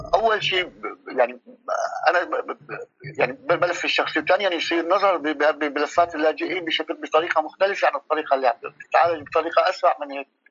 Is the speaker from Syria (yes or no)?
yes; Syria; moved away as an adult; also born or lived in Lebanon; now in Turkey; طلعت من من سوريا آه، آه، للبنان ضليت سنه بلبنان